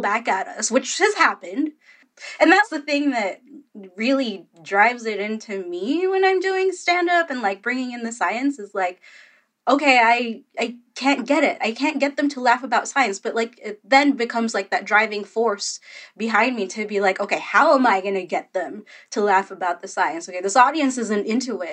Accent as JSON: {"language": "English", "country": "Philippines", "said": "I'm Filipino"}